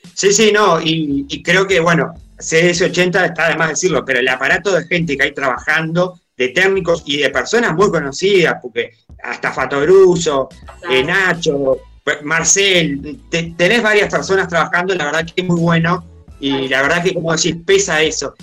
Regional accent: Paysandú, Uruguay; yo soy de Paysandú

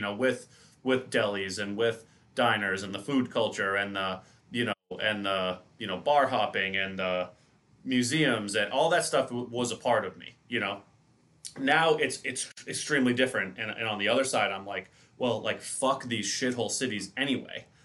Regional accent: New York, United States; moved away; I was born in New York. I have a ton of family in New York still

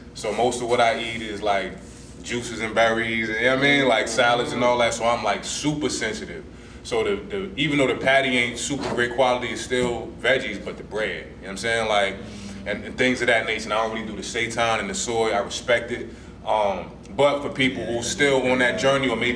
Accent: New Jersey, United States; I'm from Jersey

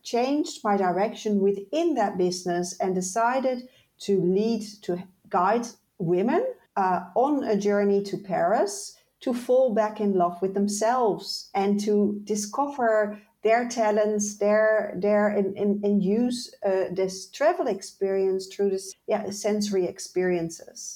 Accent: Netherlands; moved away; also born or lived in Ireland; I moved from the Netherlands, where I'm originally from, to Ireland.

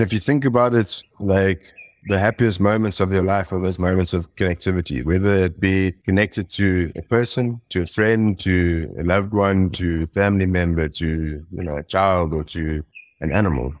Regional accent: Johannesburg, Gauteng, South Africa; I was born in Johannesburg in South Africa, um, and I grew up and went to school, um, sort of like in suburbs near Johannesburg

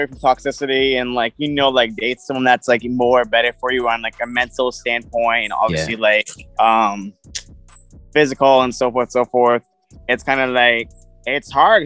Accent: Boston, Massachusetts, United States; I am from Boston, Massachusetts.

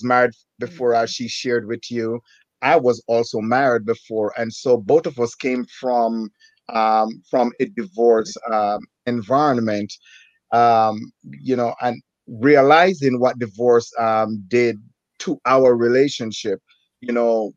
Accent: Jamaica; moved away; also born or lived in New Jersey; I'm from Jamaica.

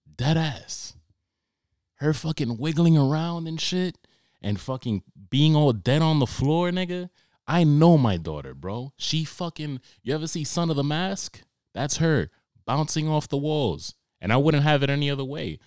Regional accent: New York, United States; I grew up in Harlem

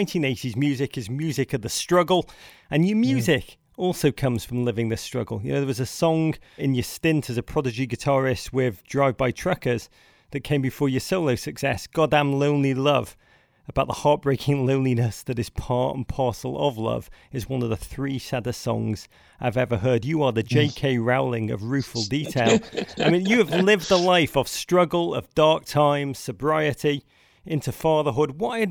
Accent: England, United Kingdom; accent: English; sound so ridiculous in my English accent.

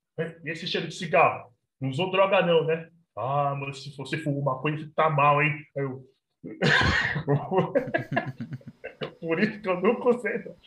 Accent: Minas Gerais, Brazil; born or raised there

